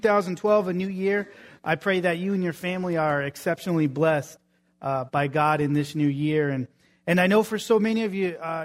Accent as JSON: {"language": "English", "region": "New England", "country": "United States", "tie": "born or raised there", "moved": "yes", "said": "I grew up in New England"}